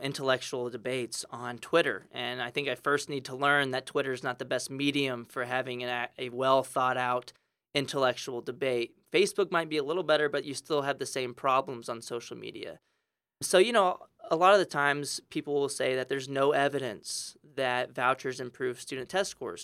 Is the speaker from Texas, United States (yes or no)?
yes; San Antonio, Texas, United States; I grew up in San Antonio, Texas